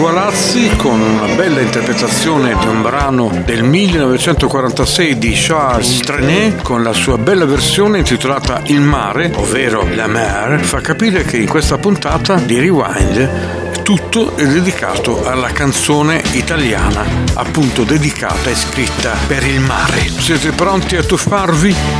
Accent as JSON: {"language": "Italian", "town": "Bari", "region": "Apulia", "country": "Italy", "said": "sono di Bari"}